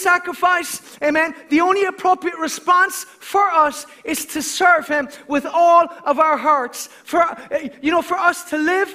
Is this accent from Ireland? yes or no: yes; Ireland; as an Irishman